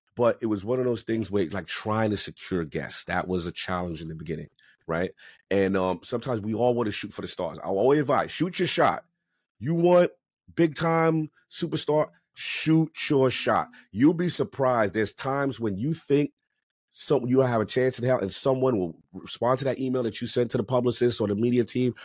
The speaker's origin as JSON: {"language": "English", "town": "New York City", "region": "New York", "country": "United States", "tie": "born or raised there", "said": "growing up in the South Bronx"}